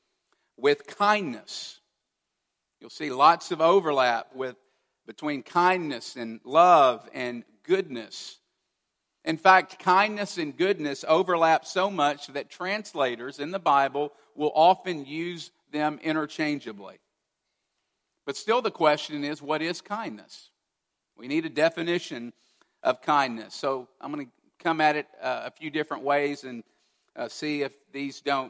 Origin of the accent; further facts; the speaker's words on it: Kentucky, United States; growing up as a teenager in Kentucky in my hometown